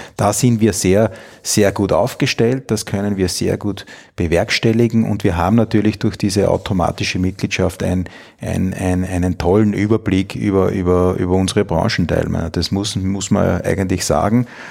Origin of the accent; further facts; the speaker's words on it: Styria, Austria; moved away as an adult; also born or lived in Bologna, Italy; now in Vienna, Austria; bin groß geworden in der Steiermark, äh, bin zweisprachig aufgewachsen. Meine Mutter stammt aus Italien